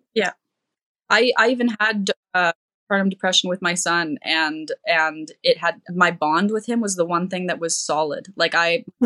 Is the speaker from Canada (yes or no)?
yes; Canada; I'm from Canada